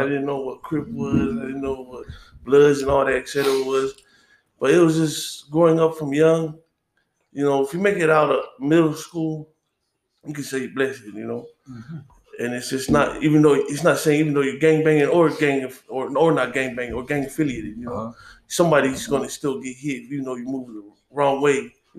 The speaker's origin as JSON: {"language": "English", "town": "Inglewood", "region": "California", "country": "United States", "tie": "born or raised there", "also_born_or_lived": "Sacramento, California / Texas", "said": "I grew up in Inglewood. Was born in Sacramento, but then I grew up in Inglewood when I after birth."}